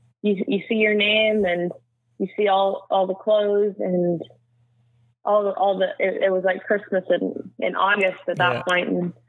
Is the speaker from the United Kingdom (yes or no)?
no; Canada; There was us Canadians.